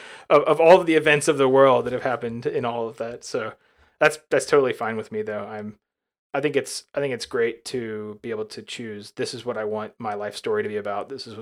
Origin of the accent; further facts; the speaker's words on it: Alabama, United States; You know, when I was growing up in Alabama, we did not have, we never bought cable at my parents' house.